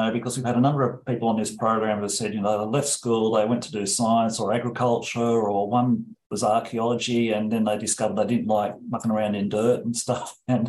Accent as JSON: {"language": "English", "town": "Shellharbour", "region": "New South Wales", "country": "Australia", "tie": "born or raised there", "moved": "yes", "lives_now": "Darwin, Australia", "said": "I grew up in the Shell Harbour area"}